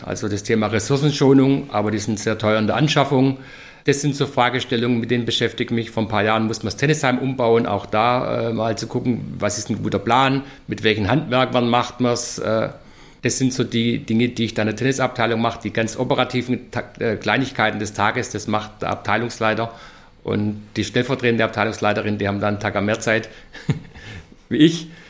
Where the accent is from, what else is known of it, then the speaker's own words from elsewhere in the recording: Stuttgart, Baden-Württemberg, Germany; moved away as an adult; now in Nuremberg, Germany; Bin wie jeder hören wird, kein Franke, sondern gebürtig in Stuttgart zu Zuffenhausen.